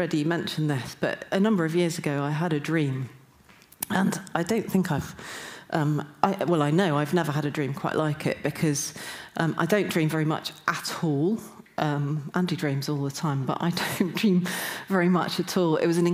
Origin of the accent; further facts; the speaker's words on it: Newcastle upon Tyne, North East England, United Kingdom; I'm from Newcastle